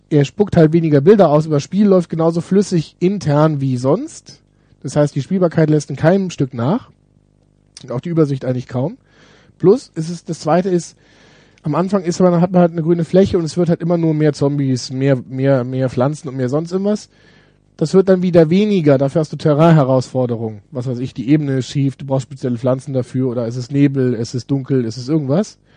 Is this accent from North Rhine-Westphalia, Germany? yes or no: yes; Düsseldorf, North Rhine-Westphalia, Germany; Ich komme ja aus Düsseldorf. wir haben hier so, so Siedlungen mit, die, mit Japanern.